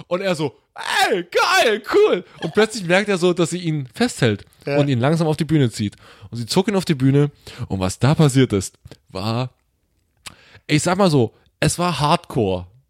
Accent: Saxony, Germany; ich bin Sachse

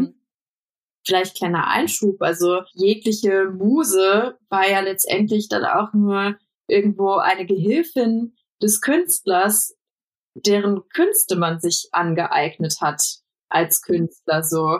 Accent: Bonn, North Rhine-Westphalia, Germany; moved away; Ich komme ja aus Bonn ursprünglich

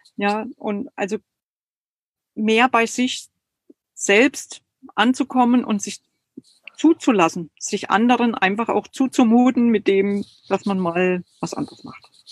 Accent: Germany; Ich bin total atheistisch aufgewachsen in der DDR

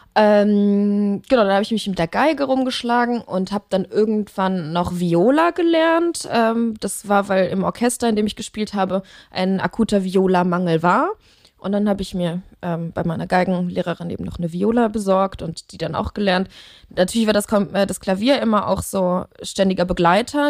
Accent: Leverkusen, North Rhine-Westphalia, Germany; also born or lived in Cologne; da bin ich äh, geboren und aufgewachsen

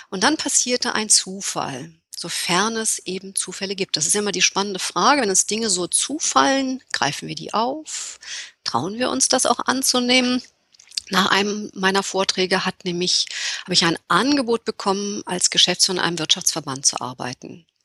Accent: Berlin, Germany; moved away; Berlinerin, aber mit vielen Jahren im Ausland.

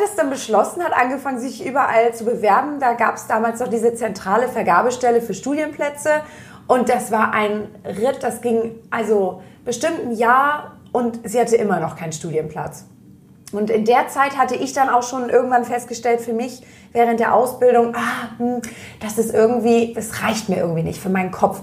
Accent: Germany; ich komme aus der Nähe von Hamburg

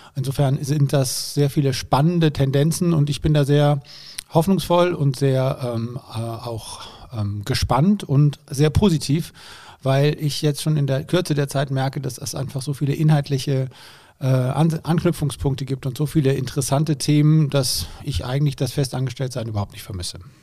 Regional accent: Germany; wurden aber natürlich als Deutsche ziemlich bemitleidet

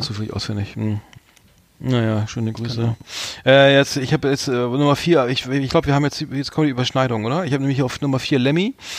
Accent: Germany; als Deutscher

